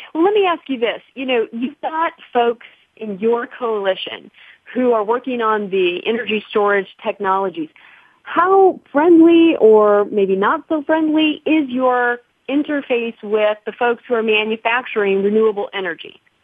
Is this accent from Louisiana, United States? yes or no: no; Mount Vernon, Illinois, United States; now in California, United States; my hometown, Mount Vernon, Illinois